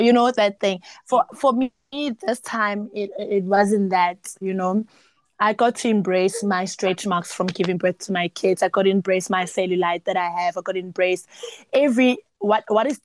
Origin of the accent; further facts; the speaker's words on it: South Africa; being a South African and being a Zulu South African, a South African child